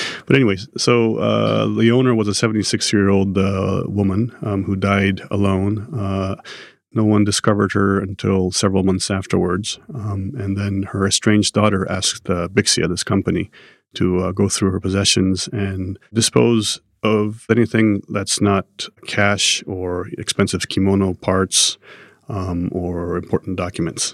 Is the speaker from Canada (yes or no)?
no; Japan; Growing up in Japan